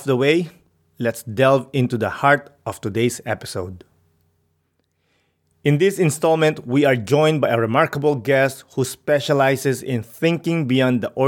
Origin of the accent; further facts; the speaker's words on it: Philippines; moved away; I grew up in the Philippines